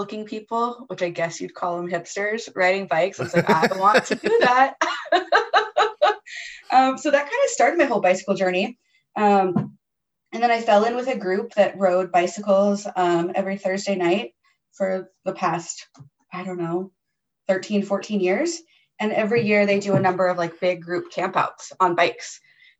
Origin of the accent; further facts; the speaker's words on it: United States; as an American